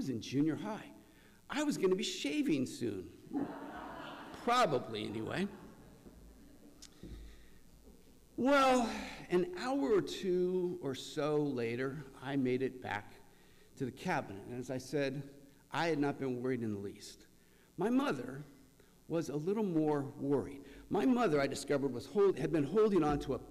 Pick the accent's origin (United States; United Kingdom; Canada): United States; Central Valley, California; I grew up in the Central Valley